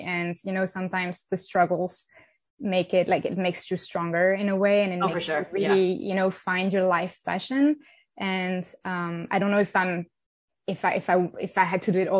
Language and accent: English; France; I come from France. I'm French. I grew up in the south of France, and I had a lovely childhood there.